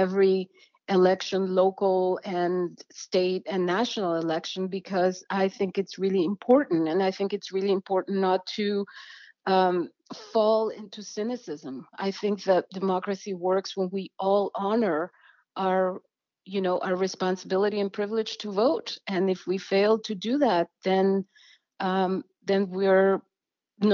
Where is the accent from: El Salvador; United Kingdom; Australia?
El Salvador; now in Washington, United States; I come from El Salvador